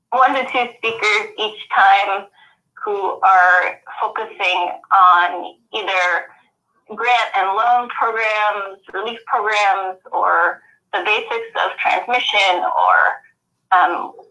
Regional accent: Kansas City, United States; moved away; No, I'm originally from Kansas City

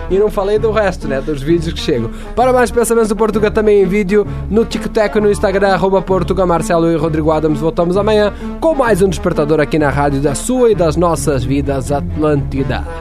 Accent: Santa Catarina, Brazil; now in Canoas, Brazil; eu sou de Santa Catarina, mas eu moro em Canoas.

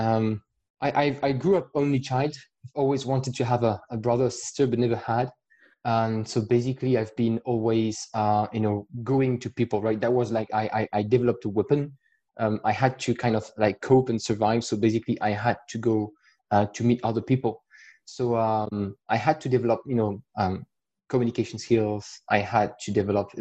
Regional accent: France; accent: French; English is a second language; I try to hide my accent as best as I can with my French accent

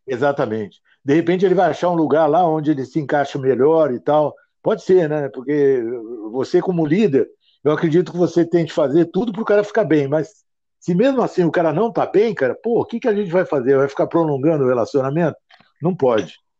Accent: Ribeirão Preto, São Paulo, Brazil; moved away as an adult; eu nasci em Ribeirão Preto, fui fazer engenharia no ITA

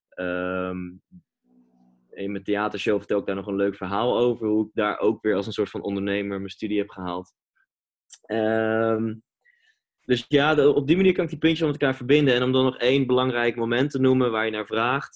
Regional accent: Amersfoort, Utrecht, Netherlands; moved away as an adult; also born or lived in Reeuwijk / Gouda; now in Amsterdam, Netherlands; Amersfoort is wel de plek waar ik eh, ben opgegroeid

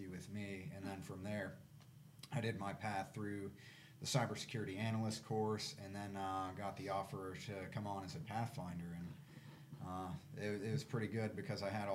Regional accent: Georgia, United States; I grew up in Georgia.

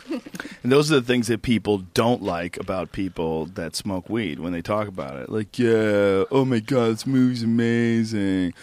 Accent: New Jersey, United States; moved away; also born or lived in Boston / New Rochelle, New York; I was born in New Jersey.

